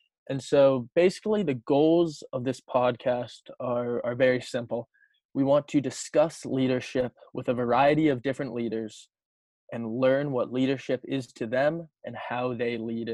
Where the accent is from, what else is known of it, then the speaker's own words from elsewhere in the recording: Wayland, Massachusetts, United States; I'm from Wayland and went to Wayland High School with Sean